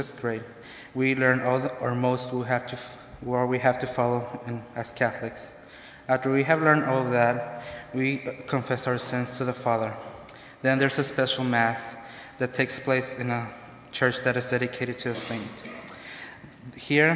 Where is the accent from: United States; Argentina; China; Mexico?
Mexico; moved away; I was born and raised in Mexico.